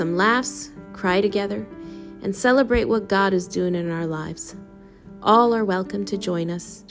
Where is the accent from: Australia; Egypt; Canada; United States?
Canada; also born or lived in Costa Rica; I am Costa Rican born and raised in Canada.